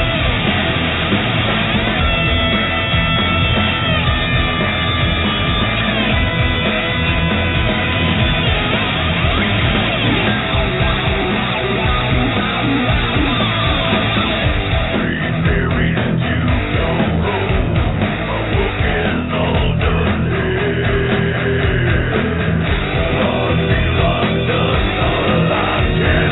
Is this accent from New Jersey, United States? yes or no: yes; New Jersey, United States; moved away; also born or lived in California; I was born in Jersey, but I lived in California for 30 years.